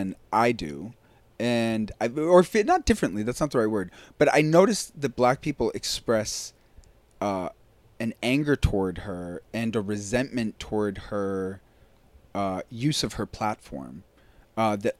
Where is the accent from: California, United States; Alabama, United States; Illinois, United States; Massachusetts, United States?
Massachusetts, United States; Boston; growing up in Boston, where I grew up, which is super racist